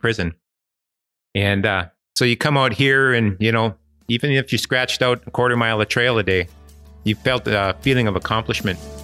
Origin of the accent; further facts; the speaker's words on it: Ishpeming / Negaunee area, Michigan, United States; I was born and raised in this area and, uh, never, never moved away.